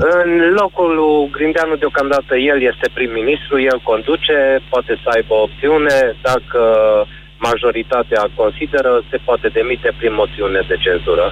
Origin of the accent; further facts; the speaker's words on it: Arad, Arad County, Romania; Din Arad